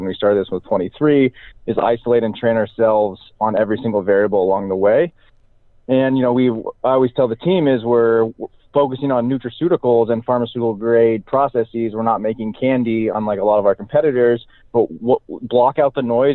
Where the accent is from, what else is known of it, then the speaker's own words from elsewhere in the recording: Salem, Oregon, United States; I grew up in Salem, Oregon, which is in the heart of Oregon's Willamette Valley